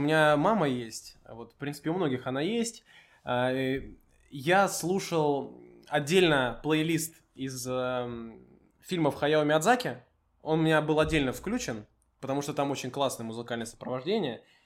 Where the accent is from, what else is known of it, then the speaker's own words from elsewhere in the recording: Moscow, Russia; мы москвичи, пишем в Москве